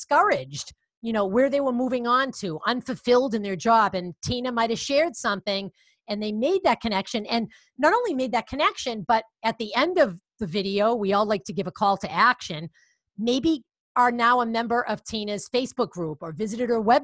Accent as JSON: {"language": "English", "town": "Boston", "region": "Massachusetts", "country": "United States", "accent": "Boston", "said": "I have a Boston accent because I am from Boston"}